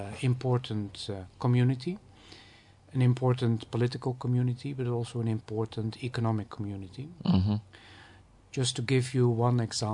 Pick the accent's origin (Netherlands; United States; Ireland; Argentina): Netherlands; moved away as an adult; now in Ghana